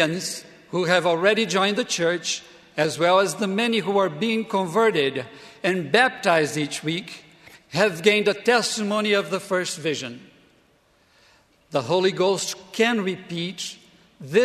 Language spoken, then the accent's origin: English; Brazil; moved away as an adult; also born or lived in Provo, Utah; my home country, Brazil